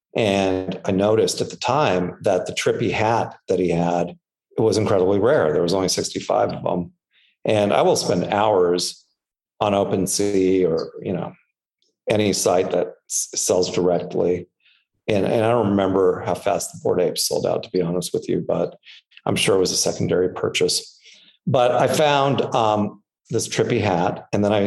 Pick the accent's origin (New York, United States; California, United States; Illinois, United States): California, United States; Anaheim; I grew up in Anaheim, which I grew up probably two blocks away from Disneyland